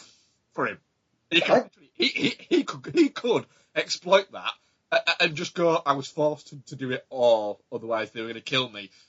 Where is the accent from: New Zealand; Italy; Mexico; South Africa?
New Zealand; Auckland; I'm from Auckland.